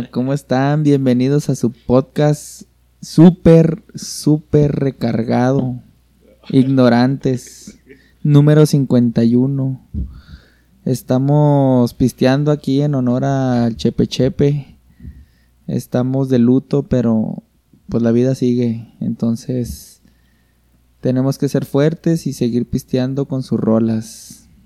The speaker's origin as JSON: {"language": "Spanish", "town": "Tijuana", "region": "Baja California", "country": "Mexico", "said": "Ay, soy de Tijuana, y la chingada, pues."}